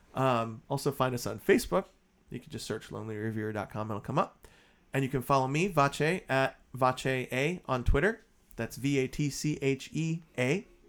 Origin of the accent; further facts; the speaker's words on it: Boston, Massachusetts, United States; we grew up in Boston, Boston area, and we would go into Boston all the time